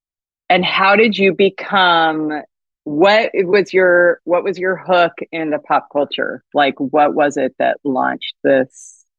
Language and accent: English; Long Beach, California, United States; also born or lived in New Haven, Connecticut; I was raised in Southern California.